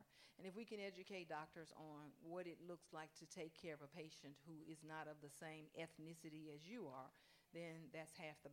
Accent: Mississippi, United States; born or raised there

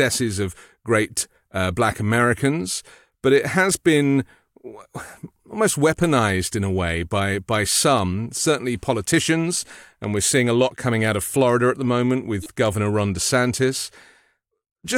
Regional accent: United Kingdom; moved away as an adult; now in United States; I speak as a British person, like coming from Europe and doing the news in the UK and coming to the US

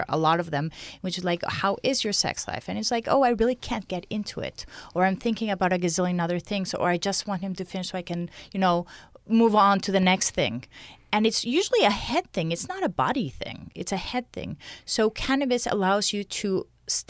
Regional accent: Mexico; moved away as an adult; now in Canada; I'm from Mexico

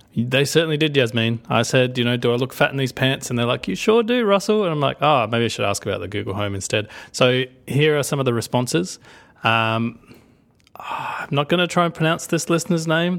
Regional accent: Australia; accent: Australian; I'm gonna do my Australian accent 'cause I'm allowed

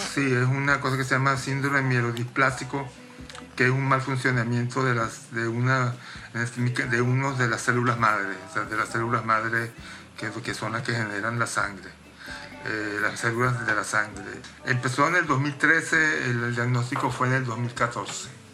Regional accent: Caracas, Capital District, Venezuela; moved away as an adult; also born or lived in Rome, Italy / London, United Kingdom; now in New York, United States; nací en Roma, viví en Caracas toda mi vida

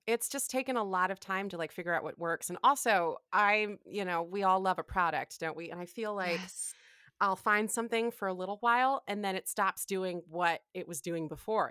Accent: Ann Arbor, Michigan, United States; I'm from Ann Arbor, Michigan

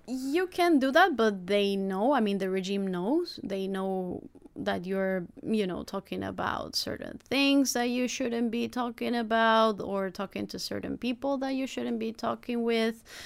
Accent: Rosario, Santa Fe, Argentina; now in United States; I'm from Rosario and from Argentina

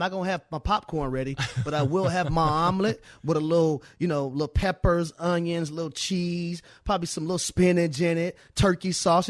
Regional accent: Atlanta, Georgia, United States; Donnie, you know I'm from Atlanta, baby.

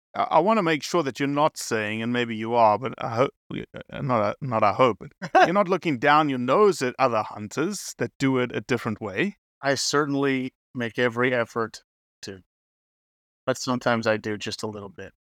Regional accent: Oklahoma, United States; now in Kansas, United States; I live in Kansas. I grew up in Oklahoma.

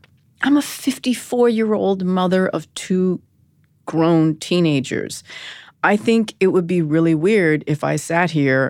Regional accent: Vancouver, British Columbia, Canada; moved away as an adult; now in New York, United States; Born and raised in Vancouver.

